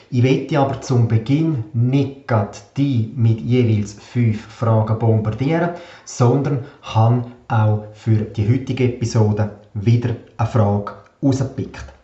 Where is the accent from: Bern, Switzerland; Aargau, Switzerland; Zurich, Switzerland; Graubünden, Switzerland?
Graubünden, Switzerland; Davos; Ich bin aufgewachsen in Davos, Einzelkind, habe eine sehr behütete und eine sehr schöne Kindheit verbracht